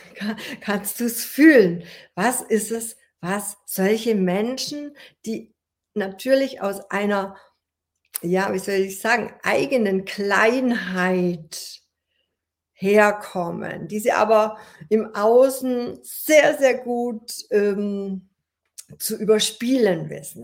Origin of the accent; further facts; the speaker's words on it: Ulm, Baden-Württemberg, Germany; ich wollte die Schauspielschule hier an meinem Heimatort in Ulm besuchen